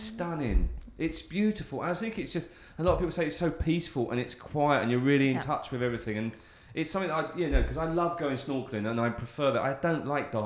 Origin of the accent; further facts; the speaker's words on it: Southend-on-Sea, East of England, United Kingdom; when I was growing up in Southend, or just outside Southend, a place called Bentley